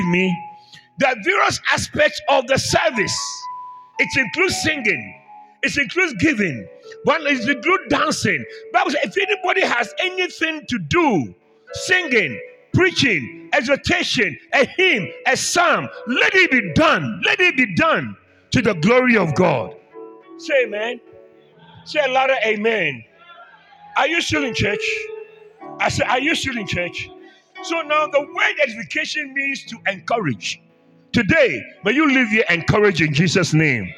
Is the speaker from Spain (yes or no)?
no; Ghana; I'm from Ghana